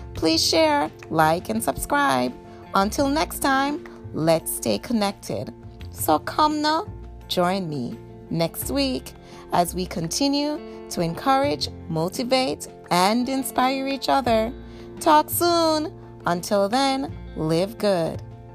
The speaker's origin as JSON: {"language": "English", "country": "Jamaica", "said": "I'm Jamaican"}